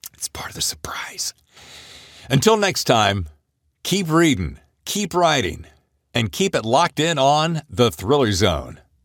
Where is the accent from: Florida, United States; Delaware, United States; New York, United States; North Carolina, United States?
North Carolina, United States; Winston-Salem; I'm from Winston-Salem